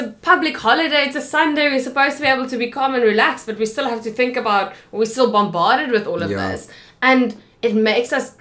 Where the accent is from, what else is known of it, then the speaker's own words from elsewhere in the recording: Kempton Park, Gauteng, South Africa; moved away as an adult; also born or lived in Pretoria; now in Cape Town, South Africa; I grew up in Kempton Park. I went to university in Pretoria